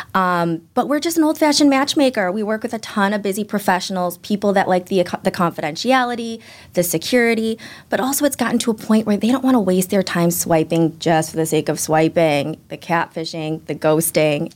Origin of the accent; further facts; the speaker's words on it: Chicago, Illinois, United States; also born or lived in Los Angeles; now in Boston, United States; Born and raised in Chicago